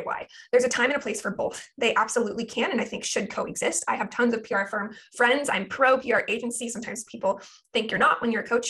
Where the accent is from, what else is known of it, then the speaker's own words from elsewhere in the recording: Portland, Oregon, United States; now in Ventura, United States; I live in Ventura, California, but I'm originally from Portland, Oregon.